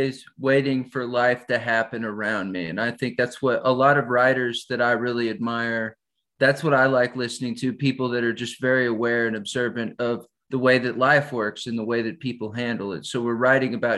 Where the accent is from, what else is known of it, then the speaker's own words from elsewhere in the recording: San Antonio, Texas, United States; moved away as an adult; also born or lived in Nashville; I'm from San Antonio, Texas